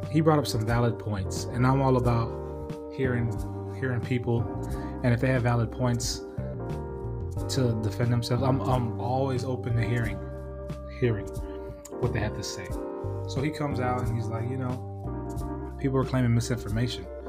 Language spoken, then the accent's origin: English; California, United States; moved away; also born or lived in Washington State; I'm from Cali